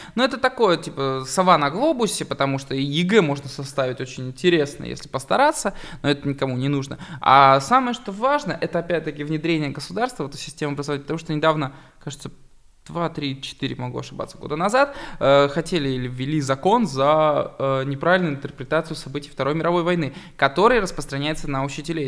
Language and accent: Russian; Barnaul, Altai Krai, Russia; Я просто пацан из Барнаула, который выращен в самом Гопнинском районе